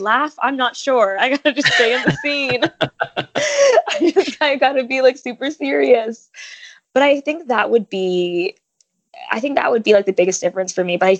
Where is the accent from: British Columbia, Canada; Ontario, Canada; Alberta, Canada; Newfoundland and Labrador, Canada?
Ontario, Canada; Toronto; moved away as an adult; now in Los Angeles, United States; so I was born in LA, but I was raised in Toronto